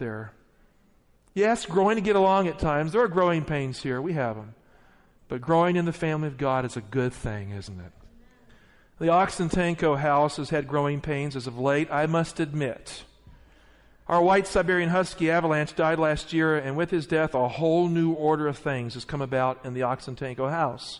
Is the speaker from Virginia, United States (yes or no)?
yes; the Appalachians of Virginia, United States; born or raised there